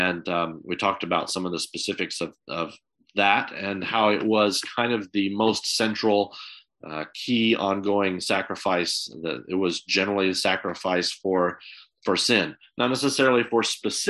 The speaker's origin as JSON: {"language": "English", "country": "United States", "tie": "born or raised there", "moved": "yes", "said": "growing up in America"}